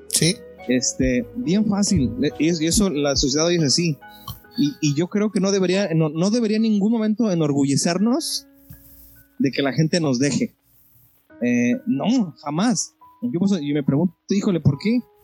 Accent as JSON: {"language": "Spanish", "country": "Mexico", "said": "nosotros como mexicanos"}